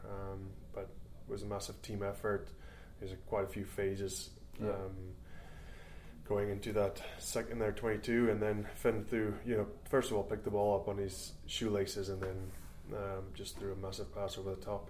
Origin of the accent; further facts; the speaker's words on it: South Africa; also born or lived in Canada; now in Scotland; I'm South African born